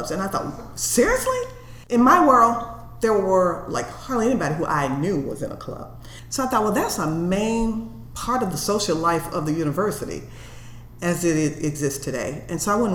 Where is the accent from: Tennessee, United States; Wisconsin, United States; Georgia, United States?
Tennessee, United States; Memphis; moved away as an adult; I was from the South and I was from Memphis, Tennessee